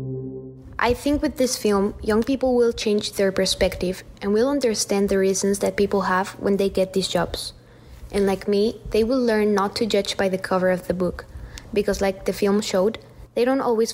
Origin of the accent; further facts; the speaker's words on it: Mexico; I am from Mexico